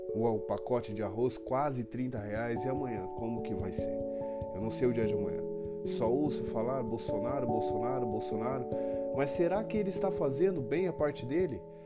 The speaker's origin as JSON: {"language": "Portuguese", "town": "Apucarana", "region": "Paraná", "country": "Brazil", "tie": "born or raised there", "lives_now": "Arapongas, Brazil", "said": "sou nascido em Apucarana, Paraná. Hoje eu resido em Arapongas."}